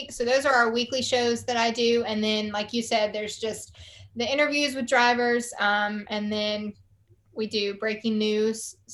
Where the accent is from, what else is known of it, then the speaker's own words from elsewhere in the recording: the South, United States; accent: Southern; between your Australian accent and my Southern accent, but it worked out well.